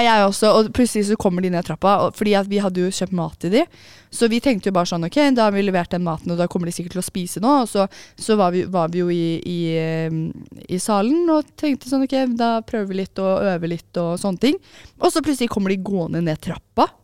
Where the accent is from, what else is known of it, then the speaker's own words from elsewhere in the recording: Oslo, Norway; jeg er fra Oslo